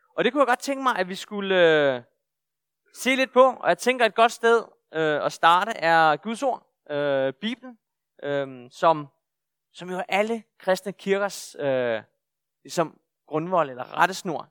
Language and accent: Danish; Bornholm, Capital Region of Denmark, Denmark; jeg er bornholmer, ret i bornholmer, og er født og opvokset her på Bornholm